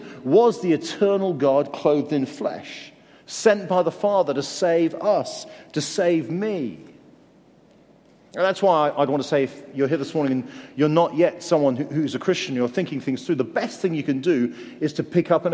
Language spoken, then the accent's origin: English; Guildford, South East England, United Kingdom; also born or lived in Canterbury, Kent; I grew up in Guildford in Surrey.